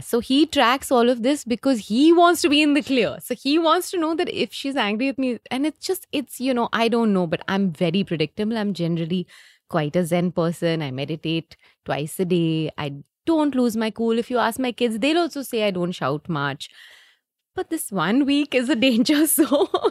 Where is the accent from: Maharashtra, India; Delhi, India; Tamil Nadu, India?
Delhi, India; also born or lived in Leeds, United Kingdom; I'm come from Delhi, so I got a job in Delhi